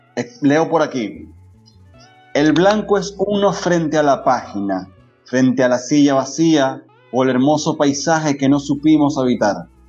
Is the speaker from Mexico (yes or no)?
no; Maracaibo, Zulia, Venezuela; yo soy de Maracaibo